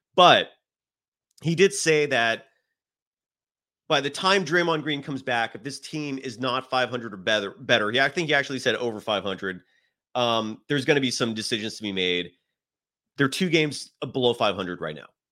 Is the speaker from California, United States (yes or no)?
yes; San Francisco Bay Area, California, United States; I grew up in the San Francisco Bay Area